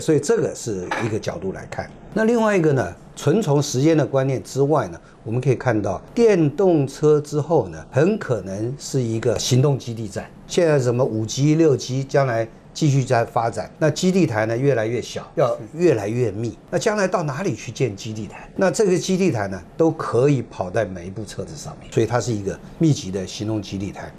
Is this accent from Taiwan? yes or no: yes; Taiwan; 然后我们台湾人。赚的利润是有多少？